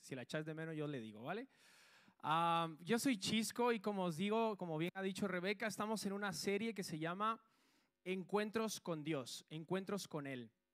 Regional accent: Guatemala; now in Spain; Yo soy de Guatemala

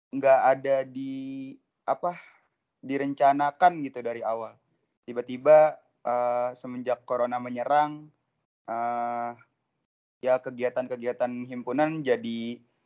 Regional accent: Depok, West Java, Indonesia; asalku tuh dari Depok ya teman-teman, dari Depok Jawa Barat

